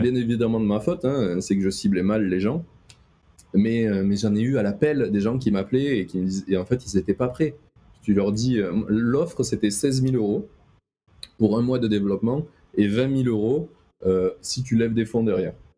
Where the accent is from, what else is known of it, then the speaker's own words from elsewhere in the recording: the South, southern France, France; je suis du Sud